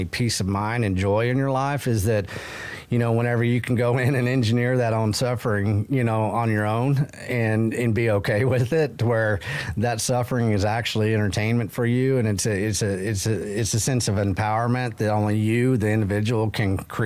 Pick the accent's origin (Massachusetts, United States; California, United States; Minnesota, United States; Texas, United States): Texas, United States; I'm Texan